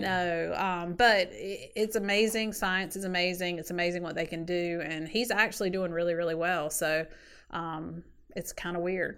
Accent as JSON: {"language": "English", "town": "Sanford", "region": "North Carolina", "country": "United States", "tie": "born or raised there", "also_born_or_lived": "Wilmington, North Carolina", "said": "grew up in Sanford, North Carolina, which is about an hour south of Raleigh"}